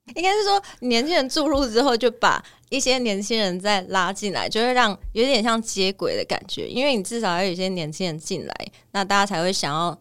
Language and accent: Chinese; Sanfeng Central Street, Kaohsiung, Taiwan; 从小就是在三凤中街长大